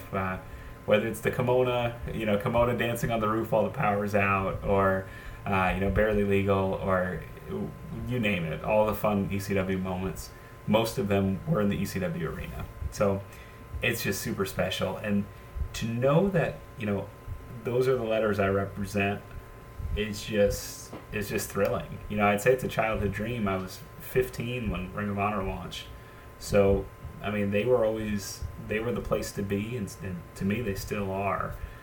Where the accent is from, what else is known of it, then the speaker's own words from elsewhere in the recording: Allentown, Pennsylvania, United States; growing up, I'm from Allentown